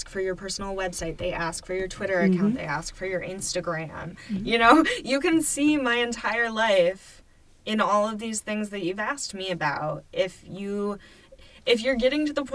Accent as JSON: {"language": "English", "town": "Baldwinsville", "region": "New York", "country": "United States", "tie": "born or raised there", "also_born_or_lived": "New Hampshire", "moved": "as an adult", "lives_now": "Syracuse, United States", "said": "I grew up in Baldwinsville and I wanted to move back"}